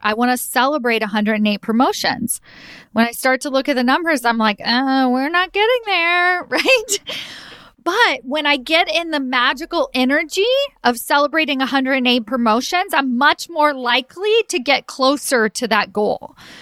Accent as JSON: {"language": "English", "region": "Kentucky", "country": "United States", "also_born_or_lived": "New York City", "moved": "as an adult", "said": "took me home, meaning back to Kentucky."}